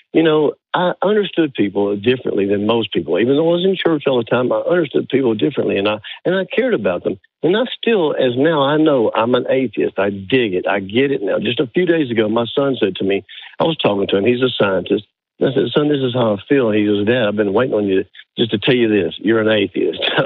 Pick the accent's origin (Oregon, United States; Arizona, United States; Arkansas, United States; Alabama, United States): Alabama, United States; Birmingham; I'm in Northwest Alabama, but I grew up in Birmingham